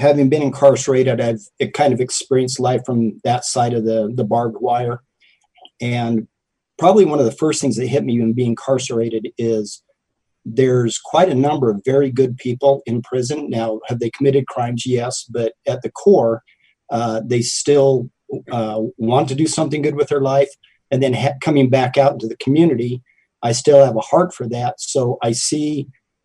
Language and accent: English; Southern California, United States; moved away; also born or lived in Utah; Originally born in Utah, grew up in Southern California